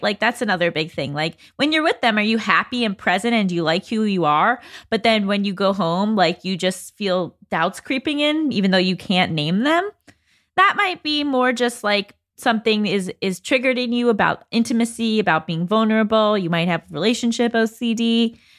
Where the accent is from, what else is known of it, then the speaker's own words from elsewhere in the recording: Westchester, New York, United States; moved away as an adult; now in Los Angeles, United States; I'm from Westchester, New York, but I've lived in L A since I was eighteen